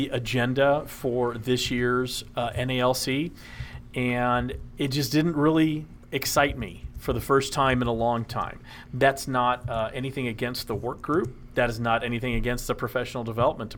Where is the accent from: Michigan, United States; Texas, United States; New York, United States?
Texas, United States; Dallas; now in Tennessee, United States; I grew up in Dallas. So, and I love Dallas. That's I consider Texas my home. Even though I live in Tennessee, that's home